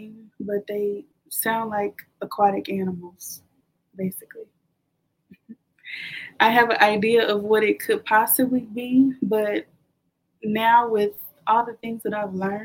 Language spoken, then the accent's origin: English; the South, United States; I'm from the South, kind of like a Southern Baptist background